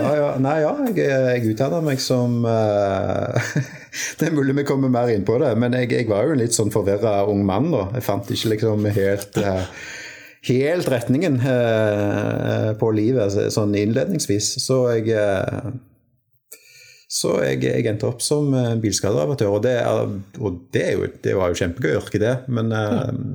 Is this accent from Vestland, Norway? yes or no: no; Stavanger, Rogaland, Norway; also born or lived in Tønsberg; jeg er født i Tønsberg. Oi. Uh, men har vel uh, Jeg har vokst opp i Stavanger uh, siden fireårsalderen, og Stavanger-regionen